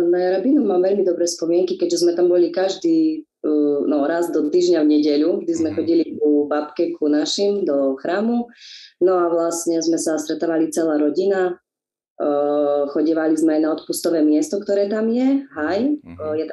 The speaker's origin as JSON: {"language": "Slovak", "town": "Hromoš", "region": "Prešov Region", "country": "Slovakia", "moved": "yes", "lives_now": "Ubľa, Slovakia", "said": "ja pochádzam z Hromoša, okres Stará Ľubovňa."}